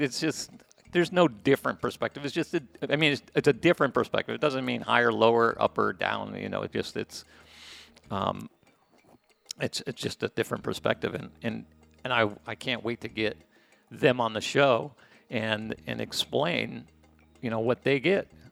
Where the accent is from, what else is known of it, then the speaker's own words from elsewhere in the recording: United States; moved away as an adult; now in Playa del Carmen, Mexico; I'm American